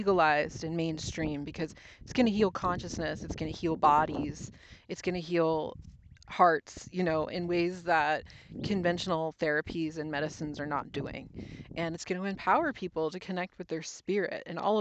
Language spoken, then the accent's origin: English; New Jersey, United States; now in Oregon, United States; We grew up in New Jersey.